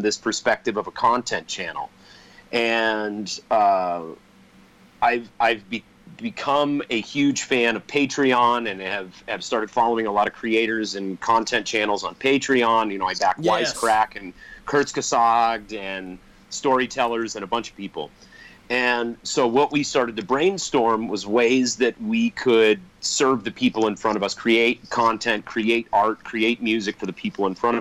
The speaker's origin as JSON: {"language": "English", "region": "Colorado", "country": "United States", "said": "we're from Colorado where the jam scene is huge"}